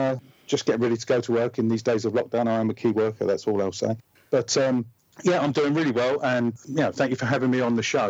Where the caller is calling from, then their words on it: Epping, East of England, United Kingdom; also born or lived in Walthamstow; Right. Well, I'm calling from Epping in Essex